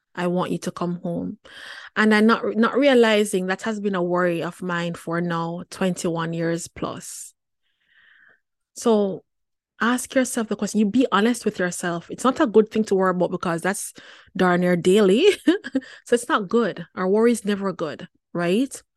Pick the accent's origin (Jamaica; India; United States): Jamaica; as a teen girl growing up in Jamaica